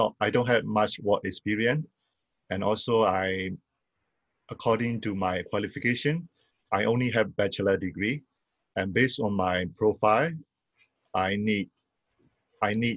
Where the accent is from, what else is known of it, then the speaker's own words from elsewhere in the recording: Myanmar; moved away as an adult; also born or lived in Singapore; now in Canada; I was originally from Myanmar, which is also known as Burma. And I moved to Singapore in 2005 as a student.